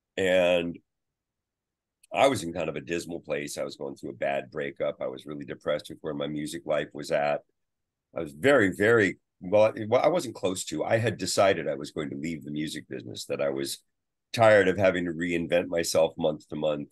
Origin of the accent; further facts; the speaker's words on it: San Francisco, California, United States; also born or lived in Half Moon Bay, California / Sausalito, California; I grew up in the Bay Area